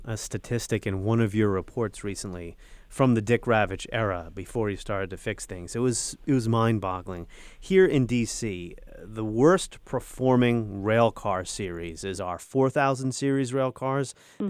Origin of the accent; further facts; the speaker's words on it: New York, United States; now in Washington, D.C., United States; I'm from New York